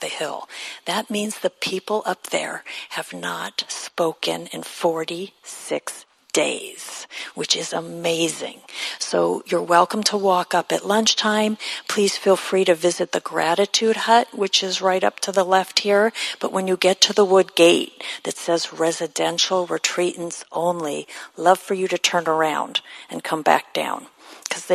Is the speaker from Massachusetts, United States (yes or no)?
no; Los Angeles, California, United States; moved away; Los Angeles, my hometown.